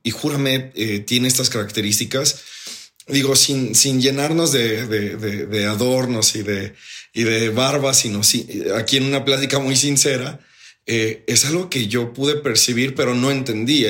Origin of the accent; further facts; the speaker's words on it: Mexico; todos como buenos mexicanos